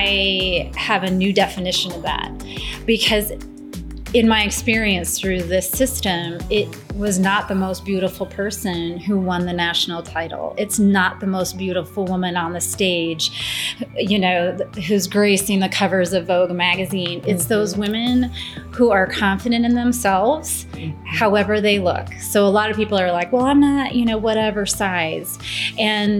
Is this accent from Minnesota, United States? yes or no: yes; St. Peter, Minnesota, United States; I'm from St. Peter